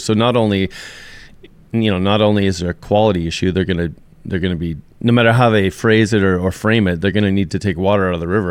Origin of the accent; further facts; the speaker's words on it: Alberta, Canada; I'm sixth generation Albertan